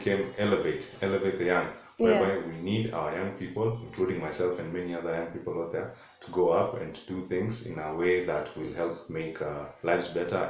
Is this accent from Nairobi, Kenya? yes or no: no; Kajiado County, Kenya; We are from the Maasai community. Maasai community from Kajiado County.